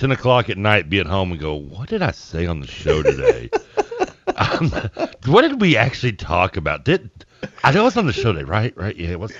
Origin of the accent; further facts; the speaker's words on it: Portland, United States; I'm from Portland!